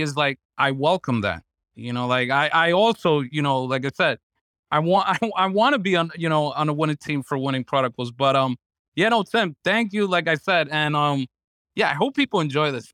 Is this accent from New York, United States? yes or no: yes; New York City, New York, United States; I'm a New Yorker